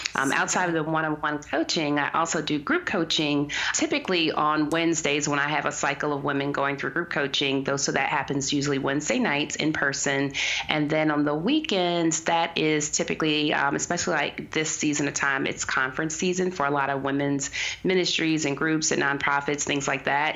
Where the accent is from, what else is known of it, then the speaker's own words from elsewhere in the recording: Washington, District of Columbia, United States; I was born rather in Southeast DC